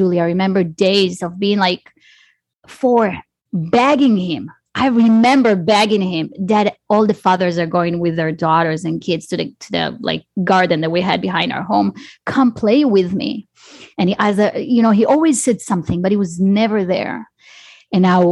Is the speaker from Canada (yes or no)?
no; Israel; I grew up in Israel.